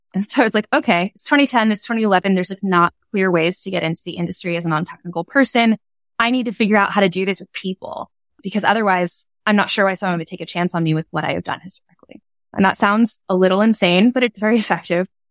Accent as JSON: {"language": "English", "area": "Bay Area", "region": "California", "country": "United States", "said": "I'm from the Bay Area"}